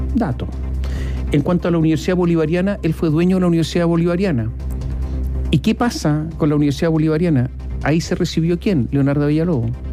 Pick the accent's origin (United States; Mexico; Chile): Chile; nuestro país